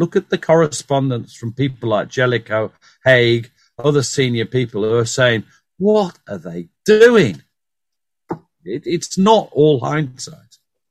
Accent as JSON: {"language": "English", "region": "North East England", "country": "United Kingdom", "said": "I'm from the Northeast. I don't sound like it, but my family are."}